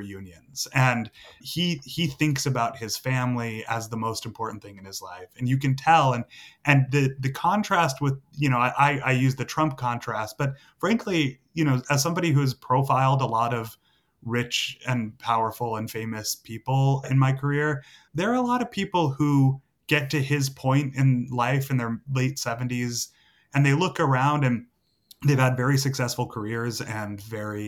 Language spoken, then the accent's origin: English; Massachusetts, United States; I grew up in Massachusetts